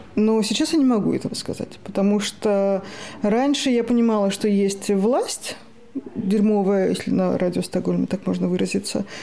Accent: Moscow, Russia; moved away as an adult; now in Sweden; я из Москвы

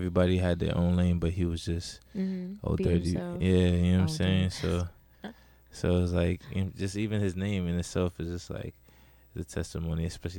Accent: New York City, New York, United States; also born or lived in Broward County, Florida; now in South Florida, United States; I'm originally actually from here in New York, in the Bronx.

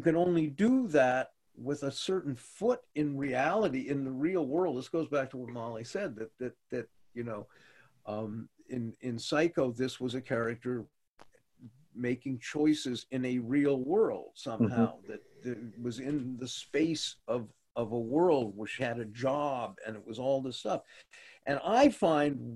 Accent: Los Angeles, California, United States; I grew up in Los Angeles, and I have a deep love-hate thing

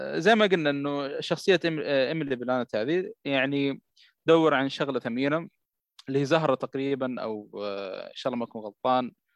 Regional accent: Jeddah, Makkah Province, Saudi Arabia; عندنا في جده

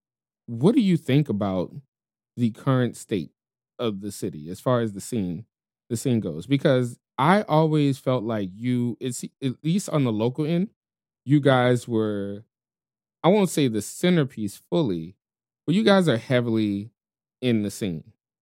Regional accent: Southern United States, United States; I love when people are well dressed in general because I'm a Southerner and that's why I do the gentleman leisure thing.

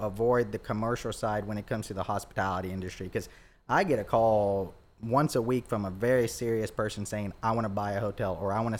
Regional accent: Troy, Alabama, United States; moved away as an adult; also born or lived in Boonville, Indiana; now in Dothan, United States; I grew up in Troy

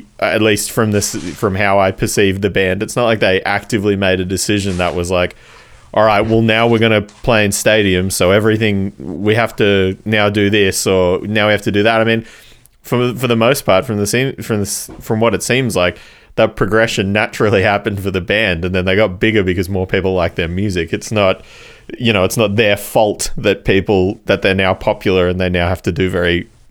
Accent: Australia; I live and I'm from Australia

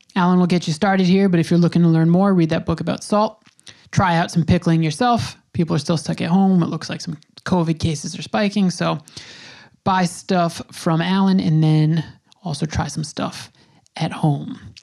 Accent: Long Island, New York, United States; I grew up on Long Island

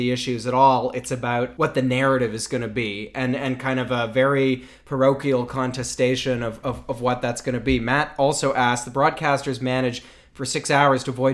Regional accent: Canada; As a Canadian who writes, you know, in other countries

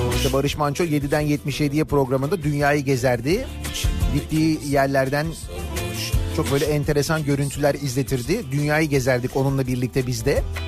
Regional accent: Turkey; bir Türk olarak

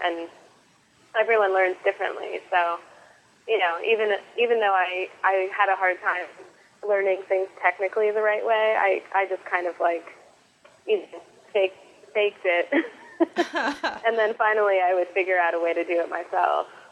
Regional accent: Connecticut, United States; moved away as an adult; now in Brooklyn, United States; I grew up in Connecticut with a very, very, very crafty mom

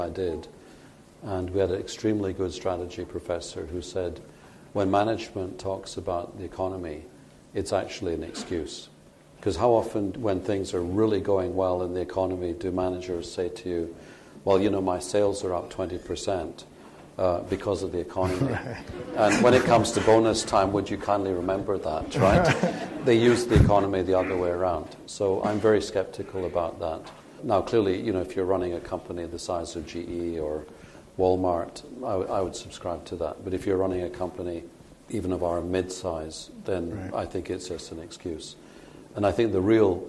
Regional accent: Scotland, United Kingdom; moved away; I like to say as a Scotsman

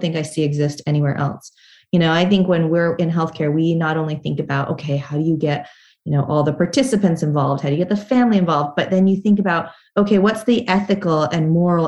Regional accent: Salt Lake City, Utah, United States; moved away; when I was a kid, I grew up in Salt Lake City, Utah

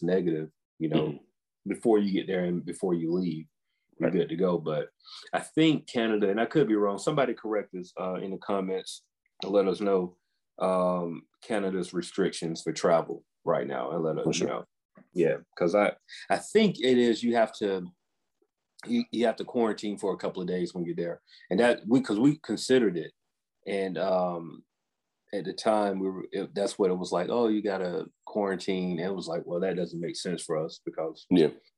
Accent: the South, United States

